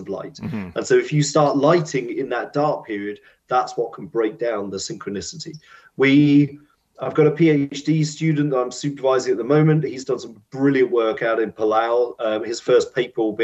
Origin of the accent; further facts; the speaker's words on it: United Kingdom; because we're British, we like our tea breaks